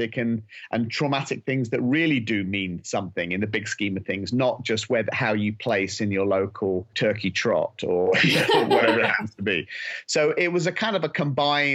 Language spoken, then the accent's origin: English; England, United Kingdom; we're both British. I'm English